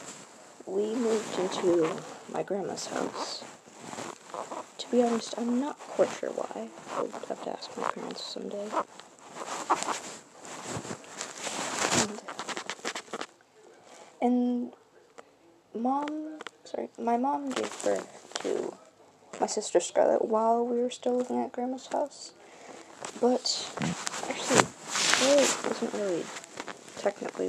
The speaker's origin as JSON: {"language": "English", "town": "Burlington", "region": "Vermont", "country": "United States", "tie": "born or raised there", "also_born_or_lived": "Essex, Vermont", "said": "I was born in Burlington, Vermont"}